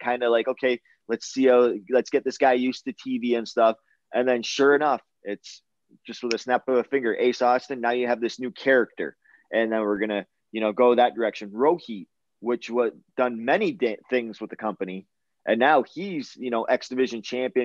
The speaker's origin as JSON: {"language": "English", "country": "Canada", "said": "my home country of Canada"}